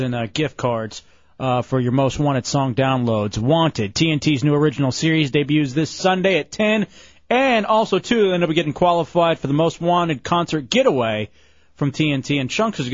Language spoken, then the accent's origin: English; Lubbock, Texas, United States; I was born in Lubbock, Texas